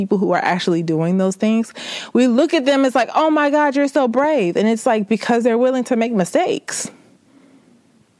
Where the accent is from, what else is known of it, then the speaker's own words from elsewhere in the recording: the South, United States; I'm from the South. I'm country as a mug.